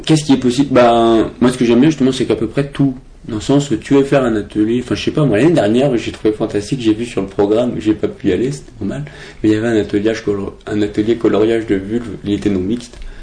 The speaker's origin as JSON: {"language": "French", "town": "Brest", "region": "Brittany", "country": "France", "moved": "as an adult", "lives_now": "Paris, France", "said": "je suis de Brest"}